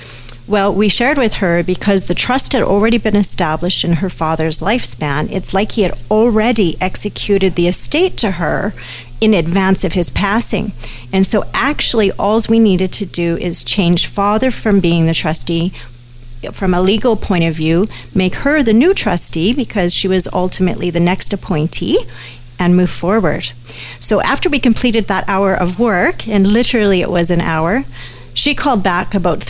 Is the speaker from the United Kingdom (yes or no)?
no; Canada; Even though I'm a Canadian, America has different legal systems than we do, as everyone knows. And so all of a sudden, I've put my own Canadian estate in jeopardy